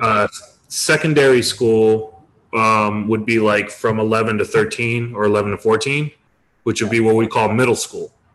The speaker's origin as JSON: {"language": "English", "town": "Detroit", "region": "Michigan", "country": "United States", "tie": "born or raised there", "said": "most of my life, I grew up in Detroit, Michigan."}